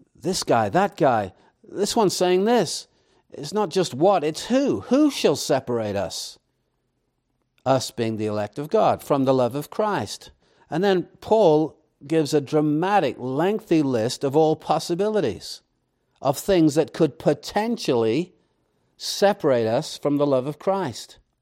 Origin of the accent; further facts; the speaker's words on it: England, United Kingdom; moved away; I, I grew up in England